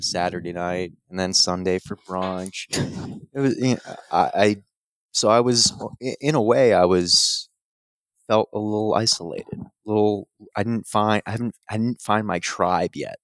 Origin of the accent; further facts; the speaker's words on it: Madison, New Jersey, United States; I grew up in Madison, New Jersey